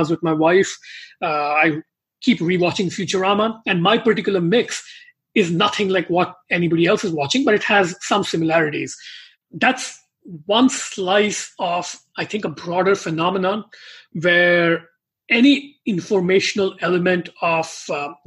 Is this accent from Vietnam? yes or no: no; India; moved away; growing up in India